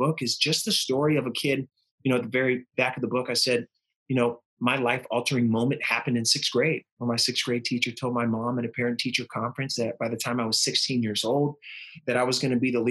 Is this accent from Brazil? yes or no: no; Northern California, United States; I'm from Northern California